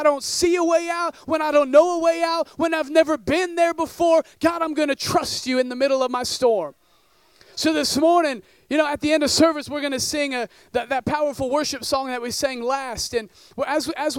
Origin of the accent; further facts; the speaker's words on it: northern Oregon, United States; I grew up in northern Oregon in a town of about 10,000 people